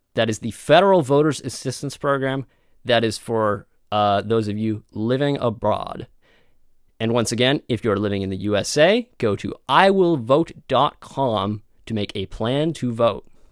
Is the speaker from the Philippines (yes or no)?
no; Canada; we are from Canada